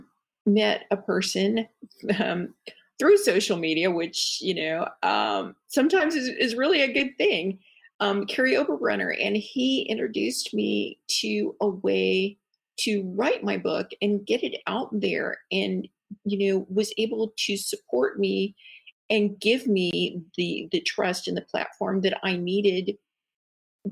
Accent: Midwest, United States; I am from the Midwest. And so I was kind of raised more, you know, as being, you know, a lady

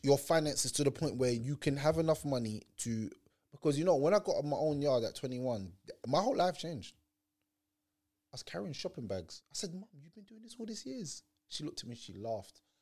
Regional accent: Jamaica; now in London, United Kingdom; I'm Jamaican

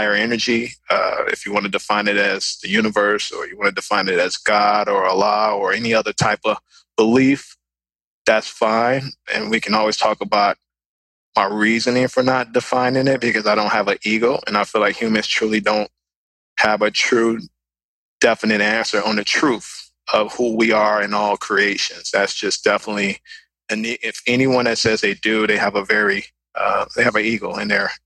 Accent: Chicago, Illinois, United States; I'm from the west side of Chicago. That's where I'm from, born and raised

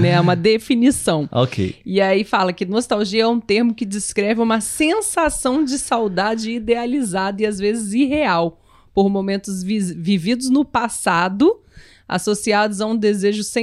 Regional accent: Venezuela; Portuguese is a second language; now in Argentina; nostalgia pelo meu país é muito grande, já que eu moro na Argentina, porém meu país é Venezuela, eu sou venezuelano.

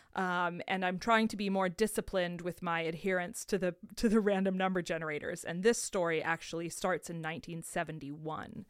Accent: United States; as an American

